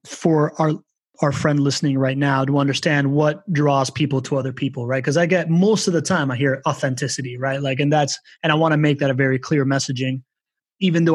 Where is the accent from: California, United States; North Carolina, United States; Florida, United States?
Florida, United States; Miami; I was from Miami